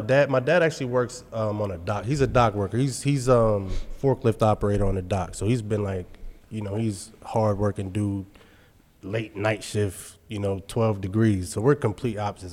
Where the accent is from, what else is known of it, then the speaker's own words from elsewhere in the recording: Carlisle, Pennsylvania, United States; also born or lived in Texas; I'm from Carlisle, Pennsylvania